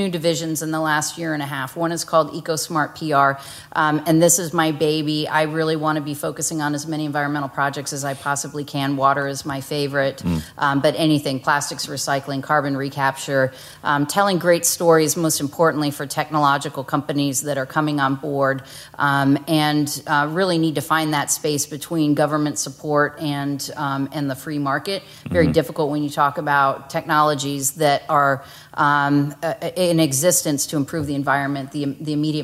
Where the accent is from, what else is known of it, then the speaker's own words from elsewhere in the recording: Florida, United States; moved away; also born or lived in New Mexico; I'm from Florida originally